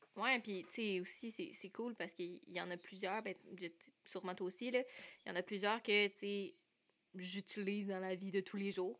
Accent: Sherbrooke, Quebec, Canada; je viens de Sherbrooke, je suis encore aux études.

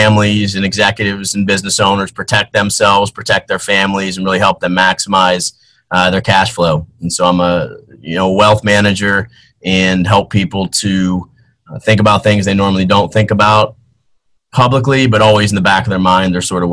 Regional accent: Peters Township, Pennsylvania, United States; I was born almost 41 years ago, right outside of Pittsburgh in a small town called Peters Township, Pennsylvania. And I'm the youngest child of four, and had an awesome mom and dad, great childhood growing up outside of Pittsburgh

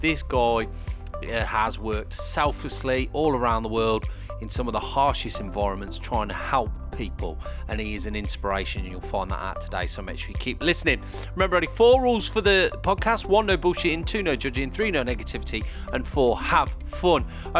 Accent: the Midlands, England, United Kingdom; Us Midlanders.

